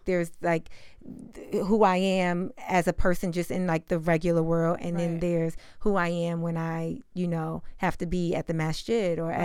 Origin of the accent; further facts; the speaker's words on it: New York City, New York, United States; moved away as an adult; also born or lived in Harlem; now in Los Angeles, United States; I'm based in LA, but I'm from New York